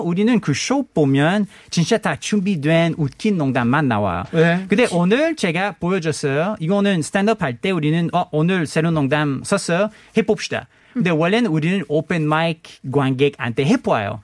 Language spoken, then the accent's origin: Korean; Canada; Korean is a second language; moved away as an adult; also born or lived in Montreal; now in South Korea; 캐나다에서 온